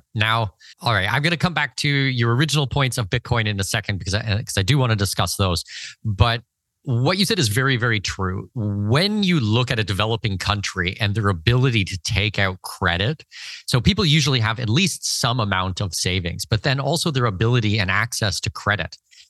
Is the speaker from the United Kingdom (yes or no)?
no; Canada; But, you know, I'm Canadian